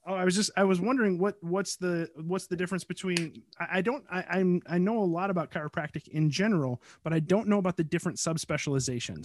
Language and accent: English; United States; I'm American